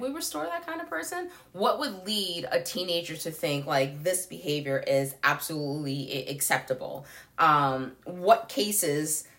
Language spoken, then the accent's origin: English; New York City, New York, United States; I grew up in New York City